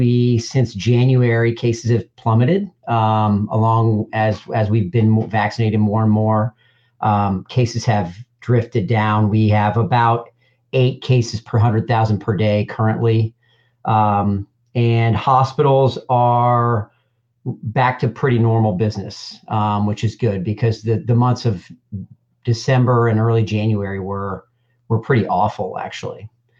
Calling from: Indianapolis, Indiana, United States; Yeah, so I'm calling from Indianapolis, Indiana. I'm in my home office.

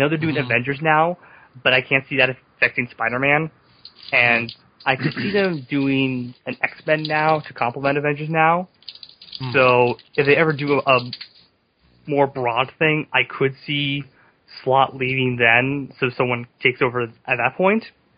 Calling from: California, United States; I'm calling from California.

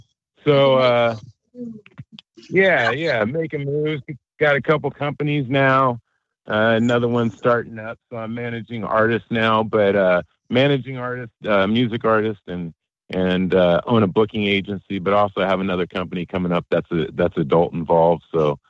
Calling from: California, United States; I'm calling from Monterey Bay.

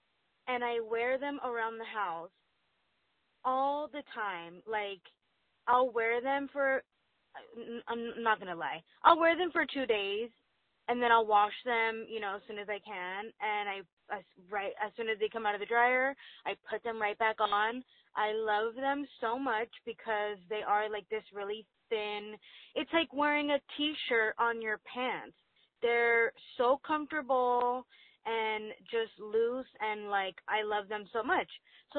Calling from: Duarte, California, United States; I'm calling from Duarte, California.

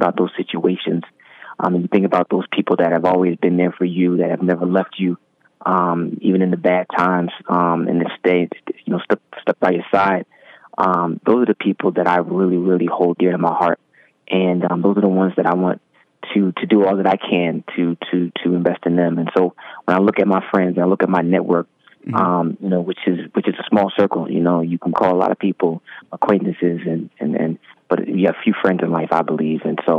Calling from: Montclair, New Jersey, United States; I'm currently calling in from Montclair, New Jersey.

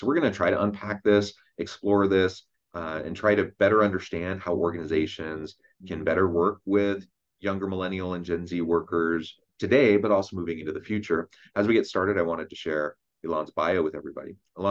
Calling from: Utah, United States; I'm joining us from south of Salt Lake City in Utah.

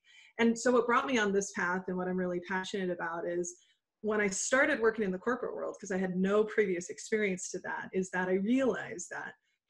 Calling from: Des Moines, Iowa, United States; I am calling in from Des Moines, Iowa. So middle of the United States.

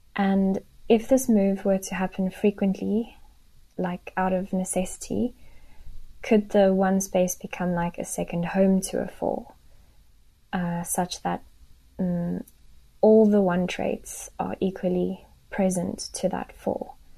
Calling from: South Africa; I'm calling from South Africa.

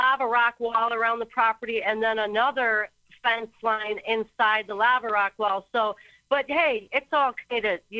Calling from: Kauai, Hawaii, United States; I'm calling from Hawaii.

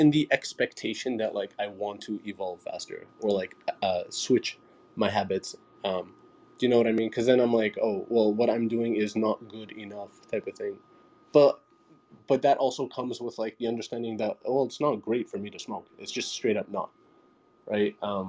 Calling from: Toronto, Ontario, Canada; I'm coming here from Toronto as well.

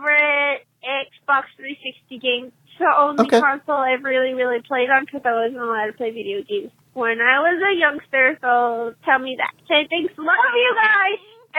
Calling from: California, United States; I'm from California

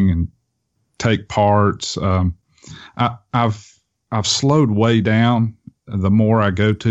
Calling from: Tennessee, United States; Uh, I'm in East Tennessee. Okay. Um, near Knoxville area.

